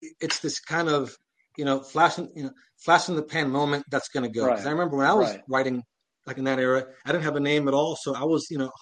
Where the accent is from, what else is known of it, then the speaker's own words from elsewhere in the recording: Miami, Florida, United States; I'm Cuban, I'm from Miami